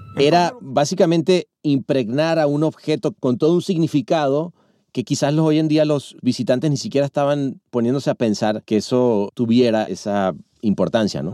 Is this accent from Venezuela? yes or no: yes; Venezuela; also born or lived in Mexico; now in Los Angeles, United States; Soy venezolano de nacimiento